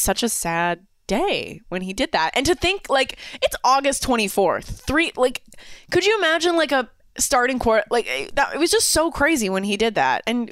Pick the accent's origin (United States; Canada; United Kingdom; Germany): Canada; I'm from Canada